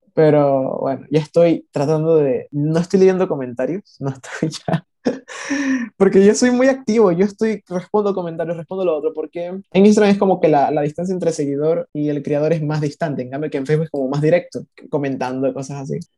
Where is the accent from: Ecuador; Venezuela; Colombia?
Ecuador; yo no soy de México, yo soy de Ecuador